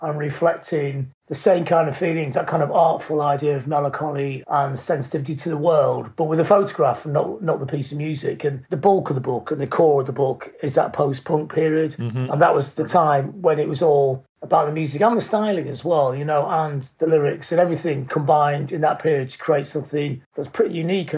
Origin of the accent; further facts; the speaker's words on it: Blackpool, North West England, United Kingdom; I grew up in Blackpool